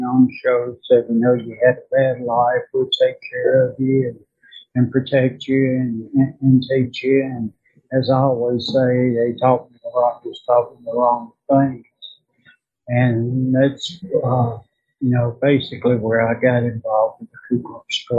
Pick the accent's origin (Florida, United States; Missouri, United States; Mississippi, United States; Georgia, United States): Mississippi, United States; Indianola; I was born in Indianola, Mississippi, and grew up in a very violent family